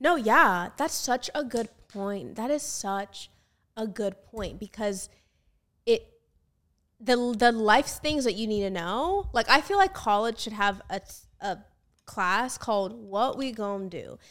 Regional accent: United States; me as an American

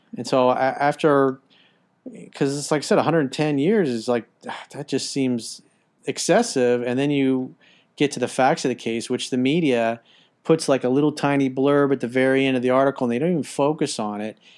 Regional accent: United States; as an American

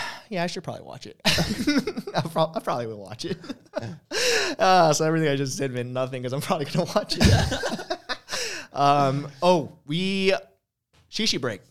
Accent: Hawaii, United States; from Hawaii

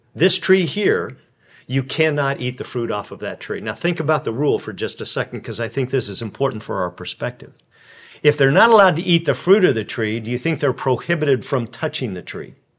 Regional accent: California, United States; I come from California

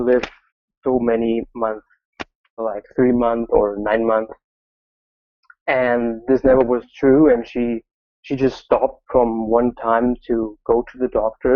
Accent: Germany; I'm from Germany

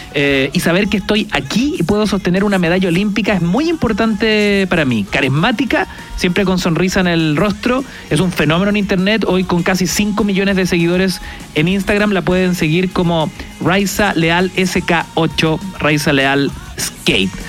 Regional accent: Chile; aquí somos todos chilenos

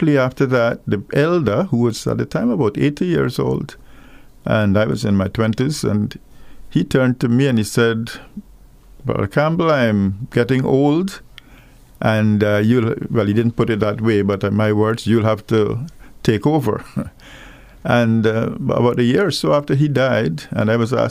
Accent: Guyana; also born or lived in Jamaica; now in Antigua; I was born in Guyana, in South America. But for many Guyanese, we see ourselves as Caribbean people. I grew up in a sugar plantation area

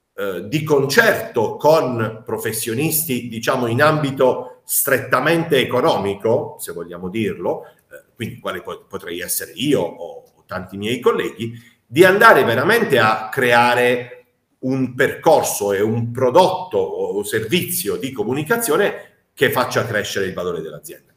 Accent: Apulia, Italy; da noi. Eh, in Puglia

